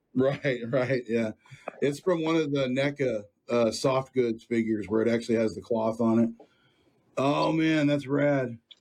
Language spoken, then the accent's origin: English; Sunnyvale, Texas, United States; I grew up in Sunnyvale